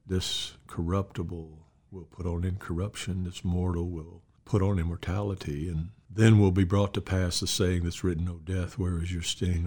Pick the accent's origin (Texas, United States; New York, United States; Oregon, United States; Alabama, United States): Alabama, United States; Mobile; I grew up in Mobile, Alabama. I was born there, reared there